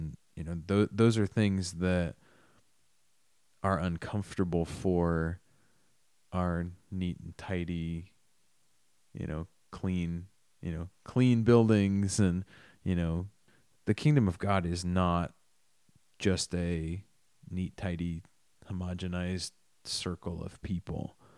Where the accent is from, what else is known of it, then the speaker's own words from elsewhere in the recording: Millersburg, Indiana, United States; I grew up in Millersburg, Indiana.